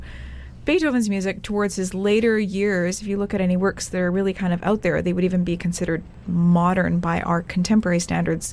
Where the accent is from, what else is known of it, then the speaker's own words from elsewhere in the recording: Western Canada, Canada; also born or lived in England / Abu Dhabi, UAE / Dubai, UAE; When I got to England, I was like, oh, I'm very much Canadian.